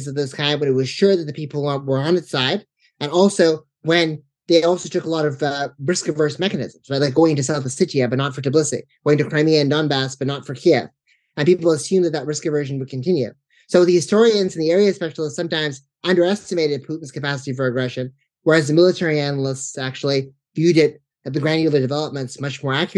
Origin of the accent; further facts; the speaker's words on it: Canada; moved away as an adult; now in Oxford, United Kingdom; I'm originally from Canada, and I did undergraduate at McGill